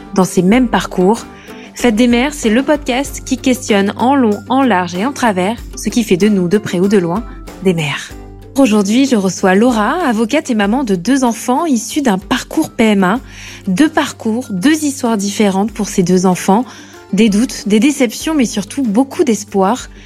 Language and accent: French; Corrèze, Nouvelle-Aquitaine, France; moved away as an adult; now in Paris, France; Je suis originaire de Corrèze et je vis à Paris depuis 2015